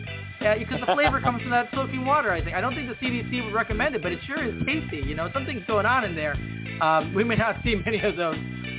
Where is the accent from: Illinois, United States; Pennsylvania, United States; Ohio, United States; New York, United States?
Illinois, United States; Chicago; I'm from Chicago.